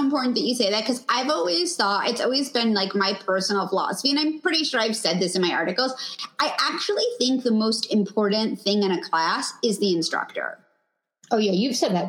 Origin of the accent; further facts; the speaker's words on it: New York, United States; now in Los Angeles, United States; I'm originally from New York